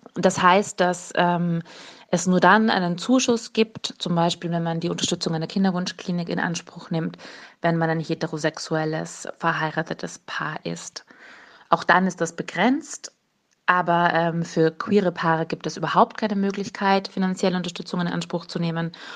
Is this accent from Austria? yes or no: yes; Austria; als Österreicherin